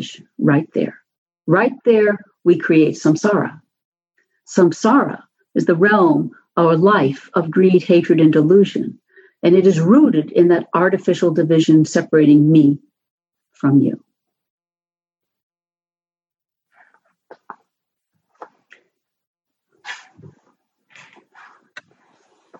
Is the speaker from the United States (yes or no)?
yes; New York City, New York, United States; when I was a kid growing up in New York City, my subway stop was a dusty, bare concrete and metal platform